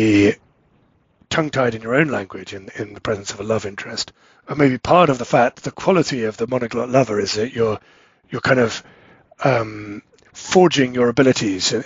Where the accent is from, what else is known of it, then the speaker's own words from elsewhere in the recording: England, United Kingdom; moved away; both me and my wife, we're both English